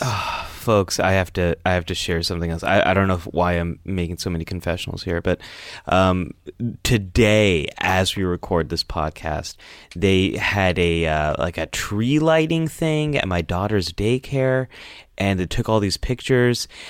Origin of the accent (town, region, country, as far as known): Northern California, United States; born or raised there